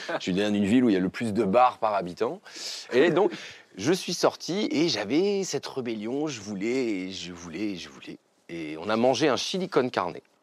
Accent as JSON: {"language": "French", "area": "Picardy", "region": "Hauts-de-France", "country": "France", "tie": "born or raised there", "also_born_or_lived": "Amiens", "said": "alors moi j'ai grandi en Picardie. Euh, je suis né à Amiens, j'ai grandi dans un petit village qui s'appelait Lédin, à côté de Saint-Quentin"}